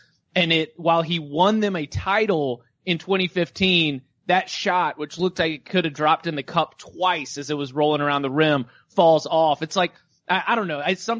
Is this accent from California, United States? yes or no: no; Tobacco Road, North Carolina, United States; also born or lived in Raleigh, North Carolina; I live here in Raleigh. Like I've been growing up on Tobacco Road, knowing college basketball for more than 30 years.